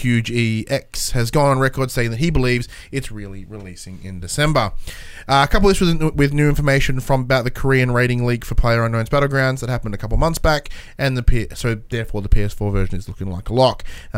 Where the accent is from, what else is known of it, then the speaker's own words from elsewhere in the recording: Australia; I'm Australian